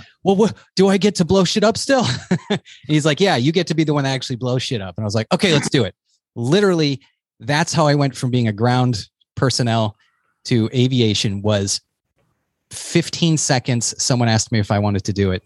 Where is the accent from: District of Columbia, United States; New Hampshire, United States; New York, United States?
New Hampshire, United States; also born or lived in Boston; I come from New Hampshire